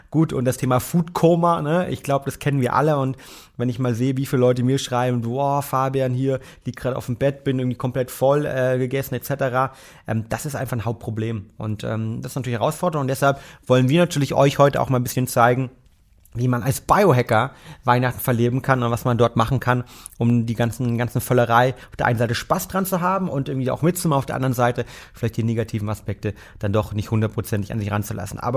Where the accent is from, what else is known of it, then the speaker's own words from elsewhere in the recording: Bad Arolsen, Hesse, Germany; Also ich komme ja aus der Nähe von äh, Marburg, aus Bad Arolsen und werde dort mit meinen ähm, Eltern feiern.